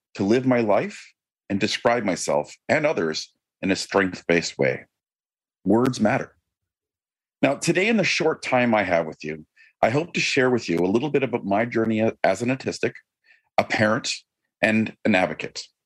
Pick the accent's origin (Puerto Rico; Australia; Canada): Canada; I am Canadian.